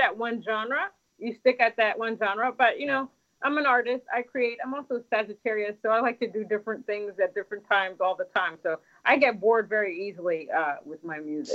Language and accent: English; Washington, District of Columbia, United States; I was born in America in Washington D.C., but my my parents were born in Haiti